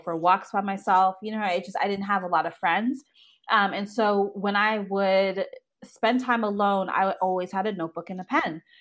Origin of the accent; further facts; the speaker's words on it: Toronto, Ontario, Canada; I was born and raised in Toronto, Canada, traditional two-parent household